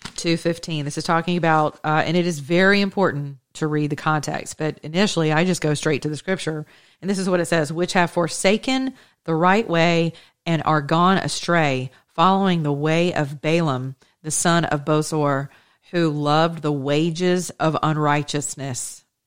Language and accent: English; Atlanta, Georgia, United States; I was raised with in the Greek Orthodox community here in Atlanta, Georgia